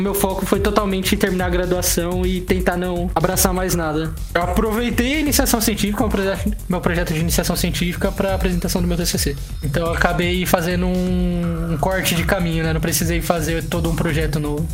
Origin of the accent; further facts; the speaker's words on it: São Paulo, Brazil; also born or lived in Sorocaba; eu sou de São Paulo